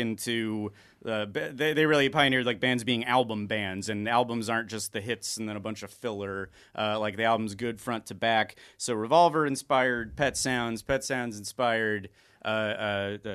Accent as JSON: {"language": "English", "town": "Los Angeles", "region": "California", "country": "United States", "also_born_or_lived": "Topanga Canyon", "said": "I'm from here as well"}